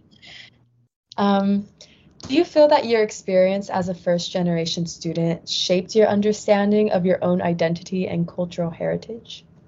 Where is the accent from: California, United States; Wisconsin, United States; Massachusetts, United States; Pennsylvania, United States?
California, United States; San Fernando Valley; I'm from the San Fernando Valley